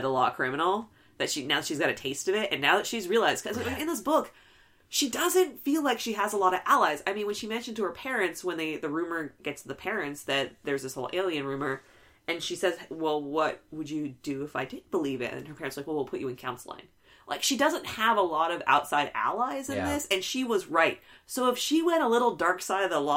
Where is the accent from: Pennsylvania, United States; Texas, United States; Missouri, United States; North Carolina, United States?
Texas, United States; growing up in Texas